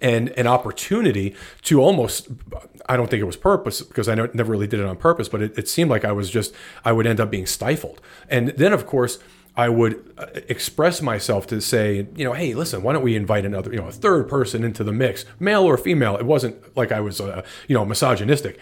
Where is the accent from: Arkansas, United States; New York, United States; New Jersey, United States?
New Jersey, United States; moved away as an adult; also born or lived in Atlanta, Georgia; I was born in New Jersey